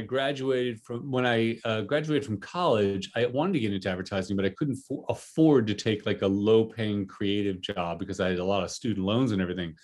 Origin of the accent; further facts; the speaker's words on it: New Jersey, United States; I grew up in, uh, for the most part, in New Jersey